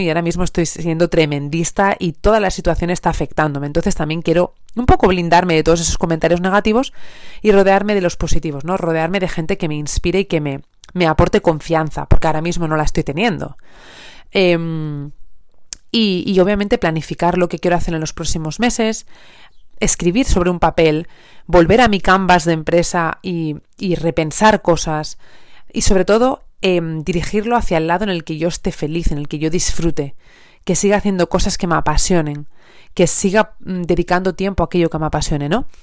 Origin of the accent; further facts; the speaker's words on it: Asturias, Spain; moved away as an adult; now in Elche, Spain; yo soy asturiana, pero actualmente vivo en Elche